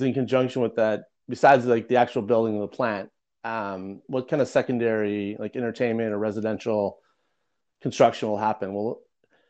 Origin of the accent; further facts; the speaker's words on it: Detroit, Michigan, United States; I grew up in Detroit